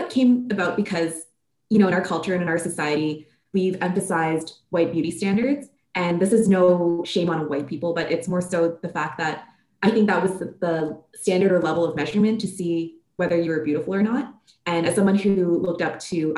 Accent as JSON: {"language": "English", "country": "Canada", "tie": "born or raised there", "said": "growing up in North America and in Canada"}